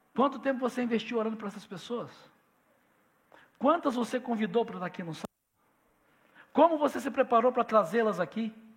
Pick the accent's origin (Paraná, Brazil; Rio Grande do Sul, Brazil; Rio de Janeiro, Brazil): Rio de Janeiro, Brazil; also born or lived in Barbacena; now in São Paulo, Brazil; Quando eu era garoto, lá em Barbacena, não, no Rio de Janeiro